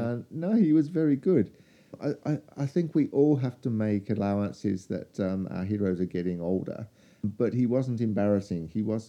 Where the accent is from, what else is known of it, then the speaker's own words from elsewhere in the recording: Australia; and I told them I was from Australia.